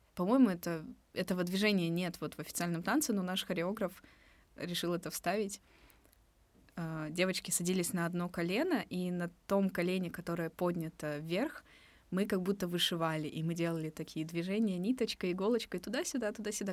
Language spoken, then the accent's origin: Russian; Bishkek, Kyrgyzstan; moved away; я родилась и выросла в Бишкеке